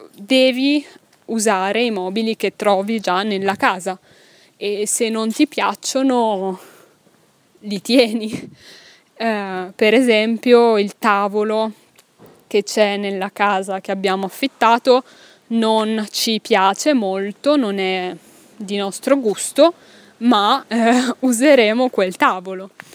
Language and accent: Italian; Milan, Lombardy, Italy; moved away as an adult; also born or lived in Pisa, Italy; now in Brussels, Belgium; io sono nata a Milano, ma ho fatto l'università a Pisa